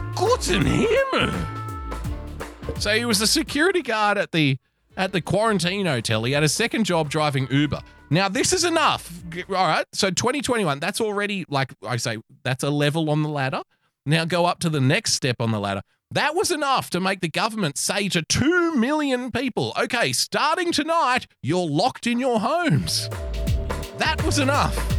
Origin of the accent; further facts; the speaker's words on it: Australia; I love being an Australian.